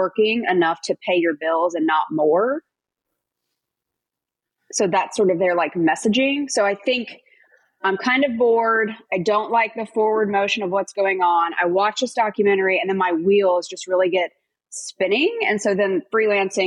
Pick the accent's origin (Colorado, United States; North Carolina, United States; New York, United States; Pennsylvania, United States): North Carolina, United States; moved away as an adult; also born or lived in Minneapolis, Minnesota; I'm from North Carolina, so I was missing out on all the holidays, all the birthdays, all the Friday night barbecues. So I wanted to get back home.